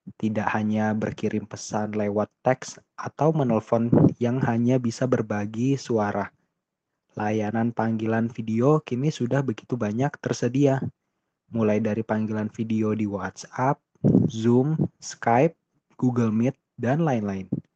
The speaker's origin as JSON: {"language": "Indonesian", "country": "Indonesia", "said": "di daerah saya, Indonesia"}